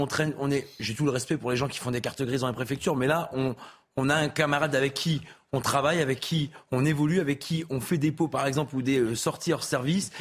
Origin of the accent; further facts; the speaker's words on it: Lille, Hauts-de-France, France; moved away; je viens du Nord et de Lille